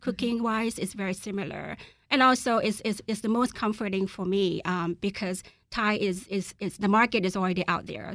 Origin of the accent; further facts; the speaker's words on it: Laos; moved away; I'm from Laos